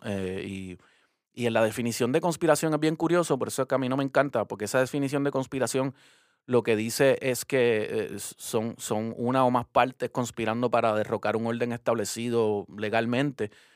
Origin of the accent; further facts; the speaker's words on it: Puerto Rico; como puertorriqueño